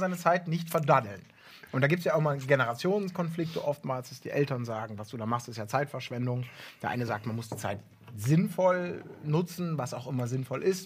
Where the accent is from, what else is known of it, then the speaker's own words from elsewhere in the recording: Ibbenbüren, North Rhine-Westphalia, Germany; moved away; früher von Ebenbüren, wo ich groß geworden bin, so ein kleines Kaff